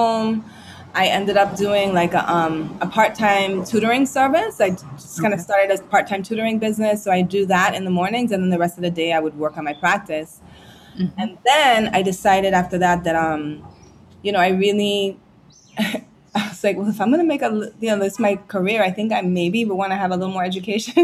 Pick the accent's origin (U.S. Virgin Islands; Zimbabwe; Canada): U.S. Virgin Islands; also born or lived in Tobago, Trinidad and Tobago / St. Thomas, U.S. Virgin Islands / New York; I moved to St. Croix when I was seven. So I really feel myself more to be a Crujan than anything else, because it's where my most formative years have been